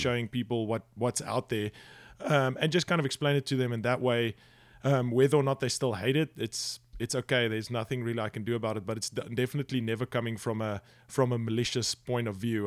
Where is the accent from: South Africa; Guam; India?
South Africa; moved away; also born or lived in United Kingdom; growing up in South Africa